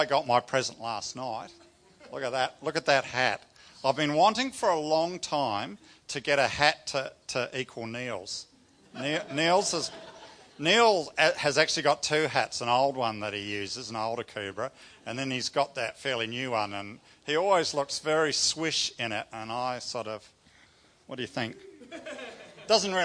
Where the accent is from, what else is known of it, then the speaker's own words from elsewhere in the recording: New Zealand; I grew up in New Zealand with my family.